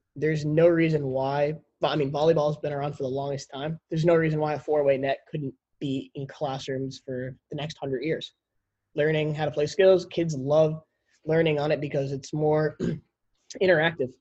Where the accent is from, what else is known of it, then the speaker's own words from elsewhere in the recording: Connecticut, United States; We grew up in Connecticut